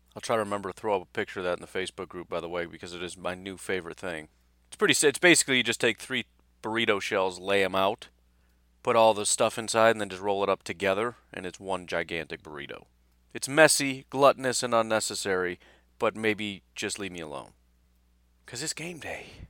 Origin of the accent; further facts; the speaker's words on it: Illinois, United States; moved away; also born or lived in Wisconsin; I'm from Illinois originally